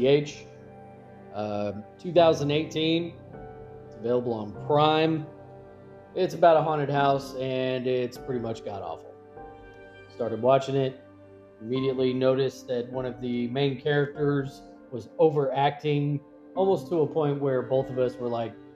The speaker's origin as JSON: {"language": "English", "region": "Kentucky", "country": "United States", "said": "I'm from Kentucky"}